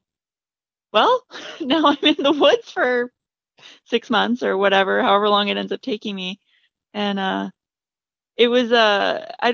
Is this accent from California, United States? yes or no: no; Michigan, United States; moved away; also born or lived in Indiana; My parents and I grew up in Michigan.